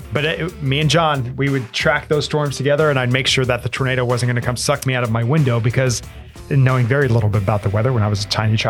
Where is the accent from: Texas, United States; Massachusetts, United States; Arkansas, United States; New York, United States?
Texas, United States; Lubbock; I grew up in Lubbock, Texas for a bit.